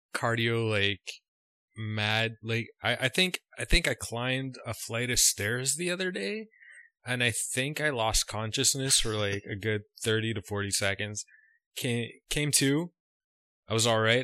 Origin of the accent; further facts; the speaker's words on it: Canada; just being a Canadian